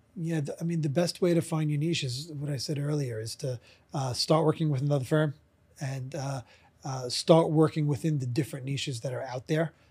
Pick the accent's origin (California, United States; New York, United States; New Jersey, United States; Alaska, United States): New York, United States; New York City; I'm from, uh, Brooklyn, New York. I still live in Brooklyn, New York, so it's been forty-four years now